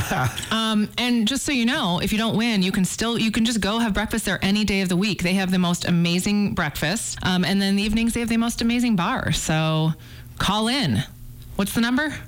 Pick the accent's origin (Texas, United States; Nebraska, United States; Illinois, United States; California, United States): Illinois, United States; outside of Chicago; now in Missoula, United States; I grew up outside of Chicago